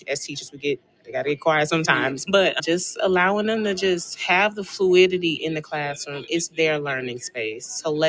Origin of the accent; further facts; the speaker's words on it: Houston, Texas, United States; Houston, Texas.